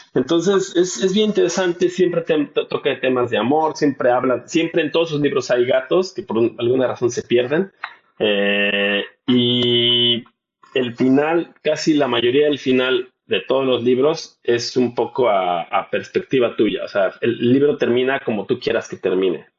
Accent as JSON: {"language": "Spanish", "country": "Mexico", "moved": "yes", "said": "los mexicanos la adoptamos"}